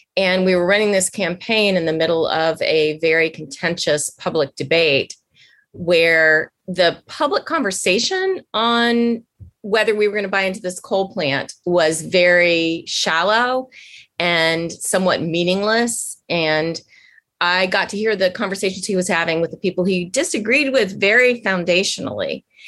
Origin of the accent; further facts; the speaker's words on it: Washington, District of Columbia, United States; moved away; growing up in Washington at the time